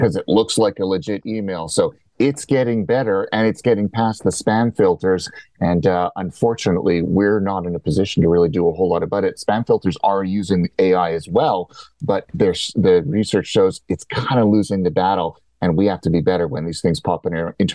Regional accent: Canada; As a Canadian

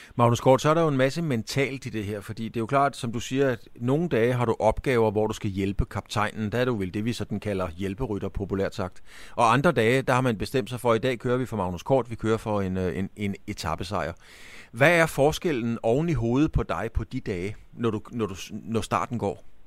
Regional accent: Bornholm, Capital Region of Denmark, Denmark; jeg er jo fra Bornholm

